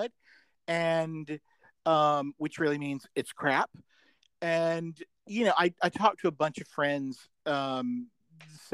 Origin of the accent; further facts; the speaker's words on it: Birmingham, Alabama, United States; moved away as an adult; also born or lived in Chicago, Illinois / Georgia; I'm from Birmingham